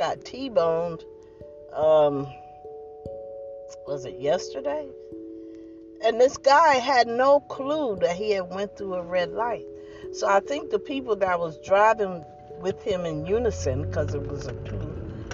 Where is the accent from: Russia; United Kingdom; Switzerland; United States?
United States; New Jersey; I'm from New Jersey. My family from Georgia